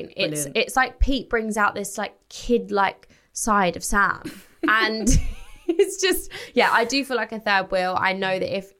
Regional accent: Essex, East of England, United Kingdom; I'm 24. I'm from Essex.

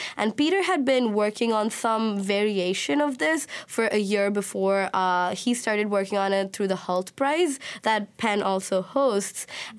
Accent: Oman; also born or lived in India; I was born in India, but I grew up in the Middle East. I grew up in Oman.

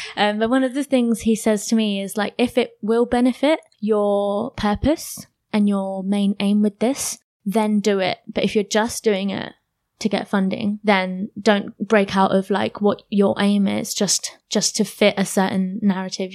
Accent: Luton, East of England, United Kingdom; I'm born and bred in Luton.

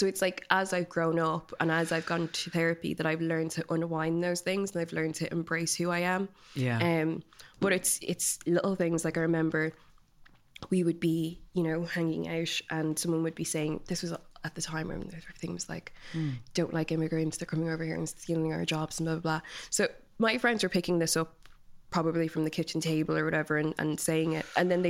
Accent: London, United Kingdom; born there; also born or lived in Nigeria; I was born in London, my brother is born in Nigeria, then my sister was born in London. So we were just constantly moving between the two countries

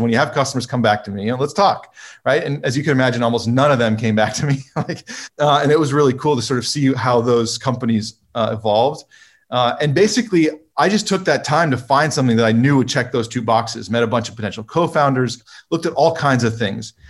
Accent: California, United States; I grew up in California

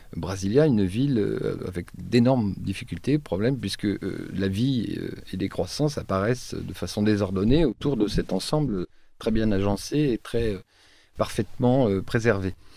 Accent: Troyes, Grand Est, France; moved away; je suis originaire de Troyes, je ne sais pas si vous connaissez Troyes, c'est en Champagne.

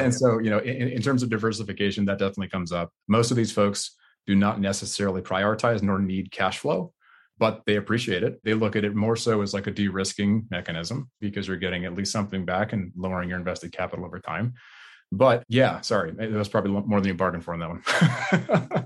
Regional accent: Bay Area, California, United States; I grew up in the Bay Area originally

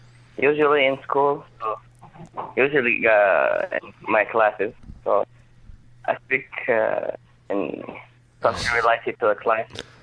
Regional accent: Saudi Arabia; moved away as an adult; now in Ohio, United States; the fact that I'm from Saudi Arabia

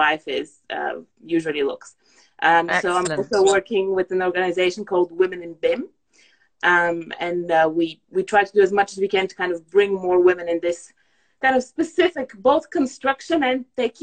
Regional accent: Bulgaria; now in United Kingdom; I'm originally Bulgarian

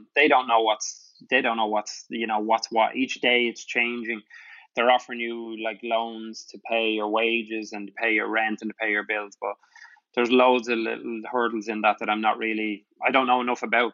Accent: Ireland; now in New York City, United States; us as Irish

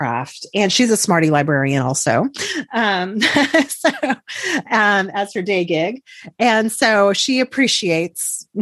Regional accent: Texas, United States; I'm from Texas

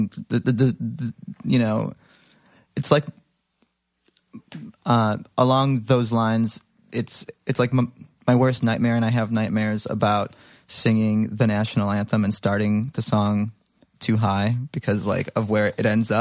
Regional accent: Libertyville, Illinois, United States; In the suburbs. A little town called Libertyville.

